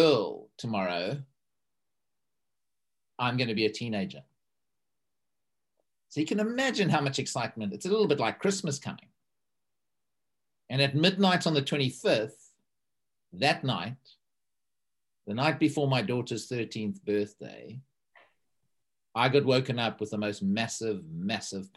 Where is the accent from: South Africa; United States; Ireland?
South Africa; now in East Horsley, United Kingdom; a South African who lives in a little village in Surrey in East Horsley.